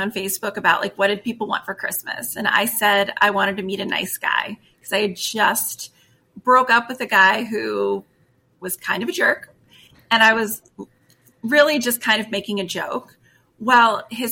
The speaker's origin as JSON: {"language": "English", "town": "Erie", "region": "Pennsylvania", "country": "United States", "tie": "born or raised there", "said": "I am from the Erie area, born and raised."}